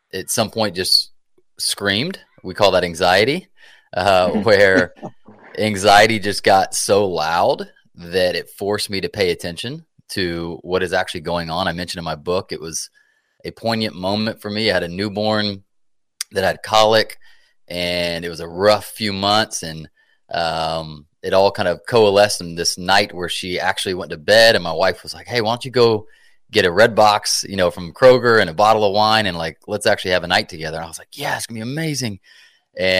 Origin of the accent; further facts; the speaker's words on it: Atlanta, Georgia, United States; also born or lived in South Carolina; I'm from Atlanta, Georgia